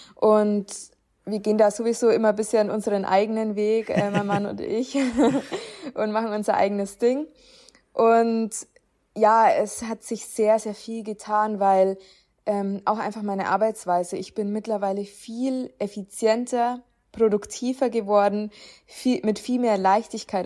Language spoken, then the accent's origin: German; Upper Palatinate, near Nuremberg, Bavaria, Germany; ich komme ja auch aus der Nähe von Nürnberg. Es ist allerdings noch Oberpfalz